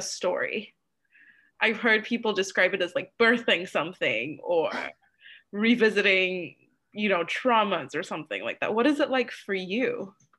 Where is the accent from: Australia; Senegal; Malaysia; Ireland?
Malaysia; moved away; growing up in Malaysia